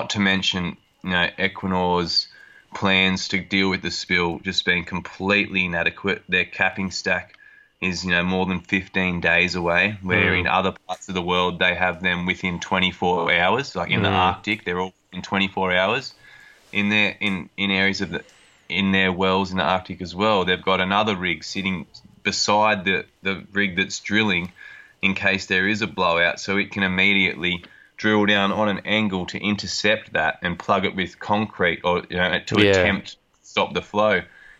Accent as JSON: {"language": "English", "town": "Nambucca Heads", "region": "New South Wales", "country": "Australia", "tie": "born or raised there", "moved": "yes", "lives_now": "Streaky Bay, Australia", "said": "I grew up on the Coffs Coast at Nambucca Heads, which is at, over 2,000 kilometres in a straight line from the Eyre Peninsula."}